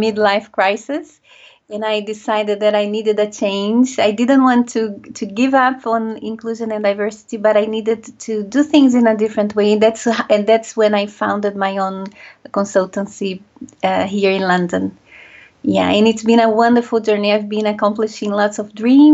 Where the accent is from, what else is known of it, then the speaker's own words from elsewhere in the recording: Brazil; also born or lived in France; now in United Kingdom; I was born and raised in Brazil